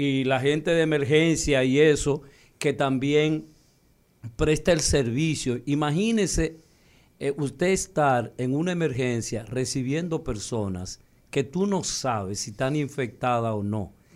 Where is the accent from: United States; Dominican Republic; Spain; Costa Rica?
Dominican Republic; nosotros los dominicanos